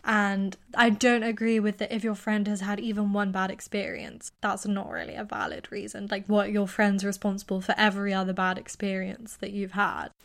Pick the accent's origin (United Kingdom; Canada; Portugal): United Kingdom; accent: British; also born or lived in United States; I'm British